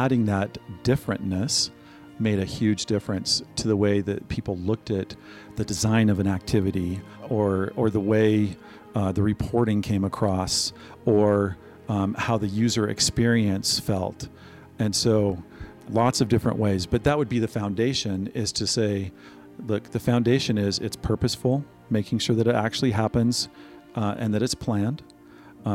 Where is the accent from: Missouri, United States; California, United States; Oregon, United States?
Missouri, United States; I grew up in Missouri in a setting that most people would today consider to be in the heartland